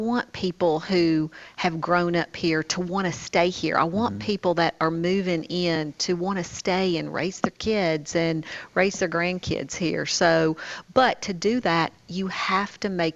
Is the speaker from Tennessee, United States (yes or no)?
yes; Smyrna, Tennessee, United States; I am from Smyrna